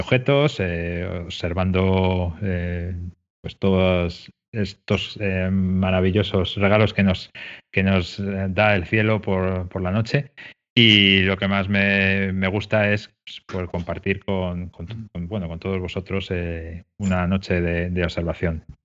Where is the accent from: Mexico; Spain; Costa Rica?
Spain; Madrid, Community of Madrid; yo soy de Madrid, ¿eh? de Madrid capital